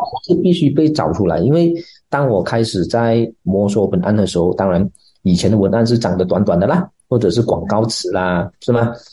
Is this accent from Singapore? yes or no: no; Malaysia; accent: Malaysian; 国外的人来马来西亚，他也学我们的口音啊